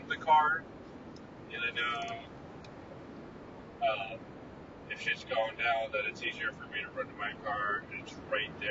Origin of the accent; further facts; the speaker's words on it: Midwest, United States; growing up in the Midwest with harsh winters